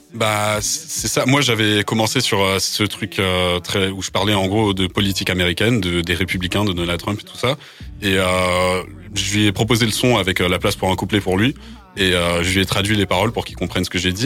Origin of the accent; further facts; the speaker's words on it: Bagnols-sur-Cèze, Occitania, France; first language English; French is a second language; moved away as an adult; now in Paris, France; je suis né à Bagnoles-sur-Cèze dans le Gard, mais j'habite maintenant à Paris